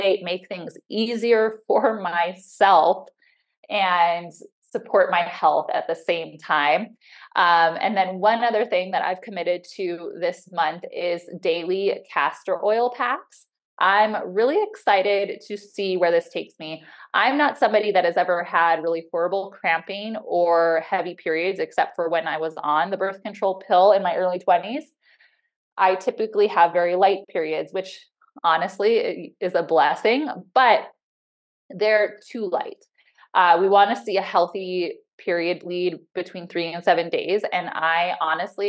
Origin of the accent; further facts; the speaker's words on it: Illinois, United States; also born or lived in Chicago / San Diego; now in Montana, United States; I grew up in Illinois